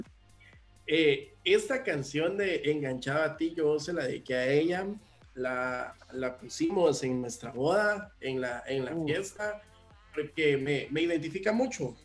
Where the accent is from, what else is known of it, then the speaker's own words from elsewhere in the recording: Guatemala; como guatemalteco